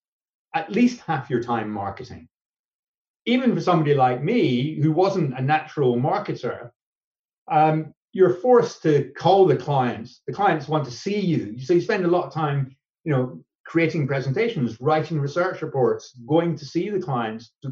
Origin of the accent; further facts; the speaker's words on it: Scotland, United Kingdom; being Scottish